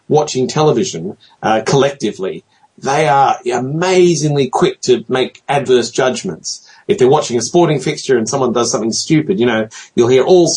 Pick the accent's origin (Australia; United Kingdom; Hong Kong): Australia; as an Australian